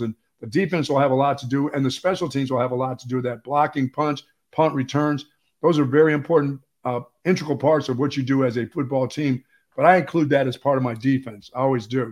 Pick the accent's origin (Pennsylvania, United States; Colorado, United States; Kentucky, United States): Pennsylvania, United States; moved away; I grew up in Pennsylvania